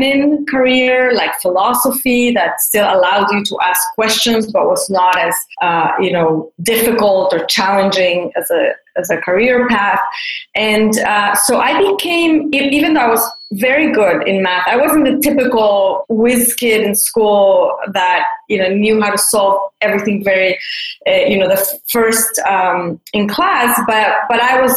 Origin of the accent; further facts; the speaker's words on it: Mexico City, Mexico; I grew up in Mexico City, and I was part of a fairly conservative community